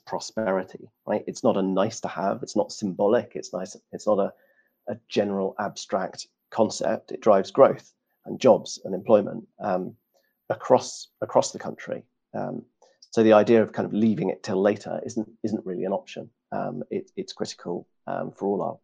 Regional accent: United Kingdom; as a Brit abroad

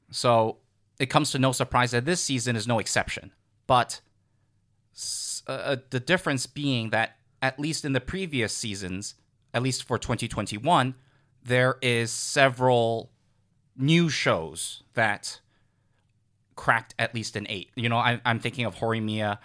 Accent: United States; I'm American.

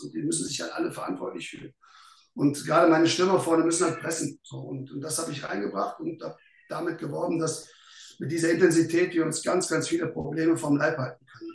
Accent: the West, western Germany, Germany; also born or lived in Berlin; now in Aachen, Germany; ich einfach auch irgendwo ein Stück weit ein Kind des Westens bin

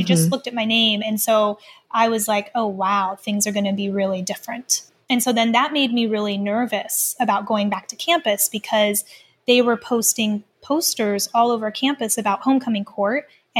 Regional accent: Lima, Ohio, United States; also born or lived in Canada; I grew up in a very small town called Lima, Ohio.

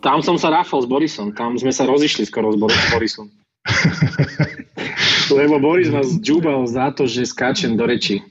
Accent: Michalovce, Košice Region, Slovakia; now in Bratislava, Slovakia; v občianskom mám už Bratislavu, ale pochádzam z Michiganu, z Michaloviec

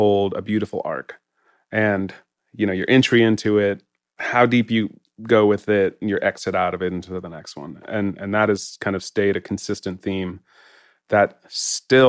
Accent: Jackson, Wyoming, United States; I grew up in Jackson

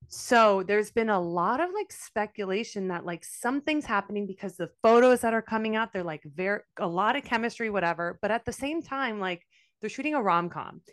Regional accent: Miami, Florida, United States; I'm from Miami

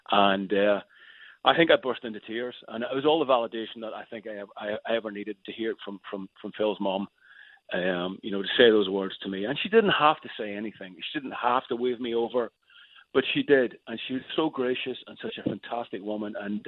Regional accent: Ireland; I'm a massive, huge … fan. I mean, it's a soundtrack of my youth growing up in Ireland.

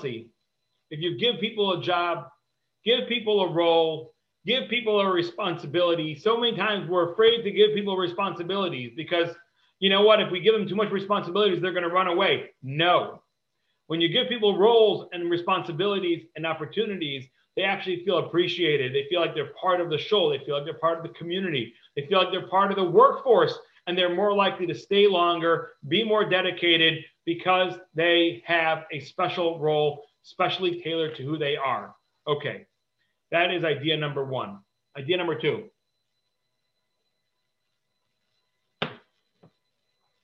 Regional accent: Cleveland, Ohio, United States; I grew up in Cleveland

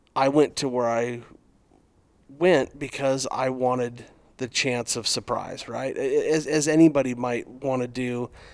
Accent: Arizona, United States; growing up in Arizona

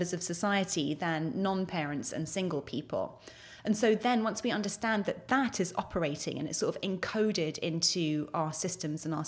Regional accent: United Kingdom; moved away as an adult; now in United States; So I'm British by birth. I've been based in the US for 11 years now

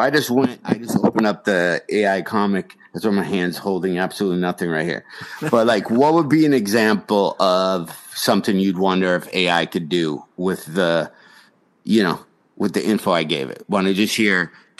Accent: Hickory, North Carolina, United States; My dad did that once when I was growing up in Hickory.

